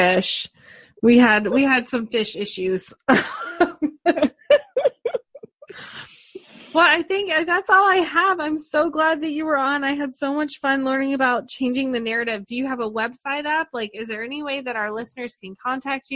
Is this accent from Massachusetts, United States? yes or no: no; Georgia, United States; moved away; I'm from Georgia.